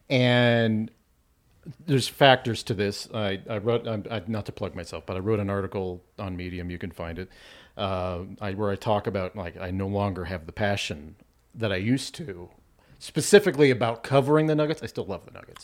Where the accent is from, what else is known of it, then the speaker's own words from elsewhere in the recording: Arvada, Colorado, United States; also born or lived in Thornton, Colorado; I grew up in Arvada.